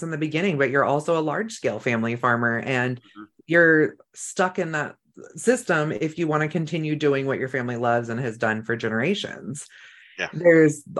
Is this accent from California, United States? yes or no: yes; Northern California, United States; also born or lived in La Pine, Oregon; now in Idaho, United States; I grew up in Northern California where we lived in the rivers